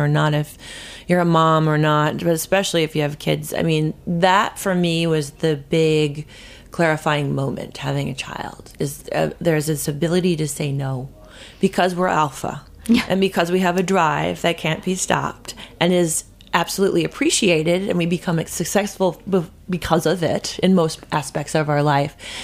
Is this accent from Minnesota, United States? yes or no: yes; Minnesota, United States; moved away as an adult; also born or lived in Oregon; now in New York, United States; my home state